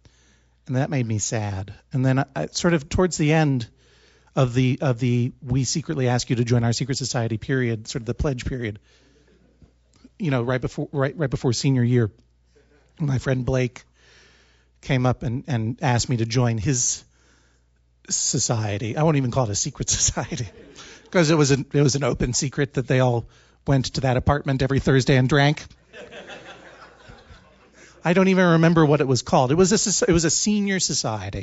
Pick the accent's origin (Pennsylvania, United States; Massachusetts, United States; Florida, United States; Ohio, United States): Massachusetts, United States; Brookline; I'm from Brookline, Massachusetts